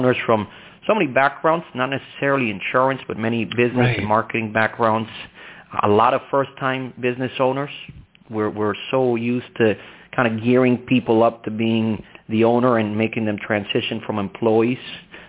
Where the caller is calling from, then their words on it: Miami, Florida, United States; I am calling you from a sunny downtown Miami.